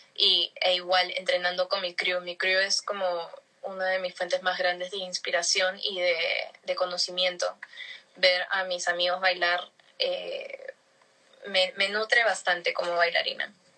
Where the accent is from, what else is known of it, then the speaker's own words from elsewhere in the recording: Lima, Peru; yo crecí en Surco